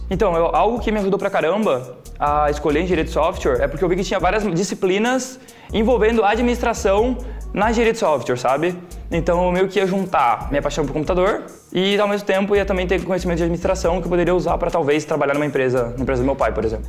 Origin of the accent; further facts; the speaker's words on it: Joinville, Santa Catarina, Brazil; Eu nasci e cresci em Joinville